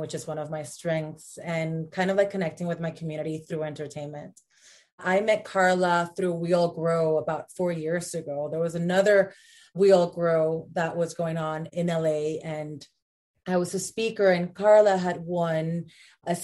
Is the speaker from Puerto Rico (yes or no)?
yes; Puerto Rico; moved away as an adult; also born or lived in Los Angeles; I was born and raised in Puerto Rico